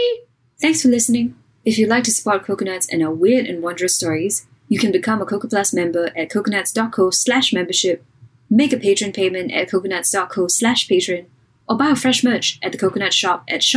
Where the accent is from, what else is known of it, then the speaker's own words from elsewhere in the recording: Singapore; I'm Singaporean.